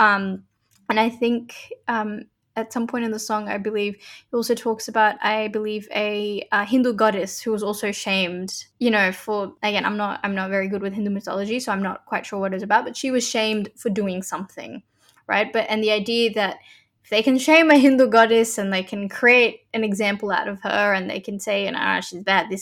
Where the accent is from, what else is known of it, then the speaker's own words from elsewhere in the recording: Sydney, New South Wales, Australia; growing up here is an interesting phenomenon for me